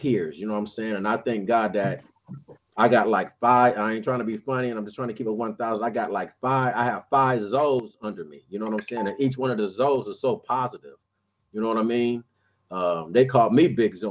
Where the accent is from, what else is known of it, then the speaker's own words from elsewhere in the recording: Compton, California, United States; I'm from Compton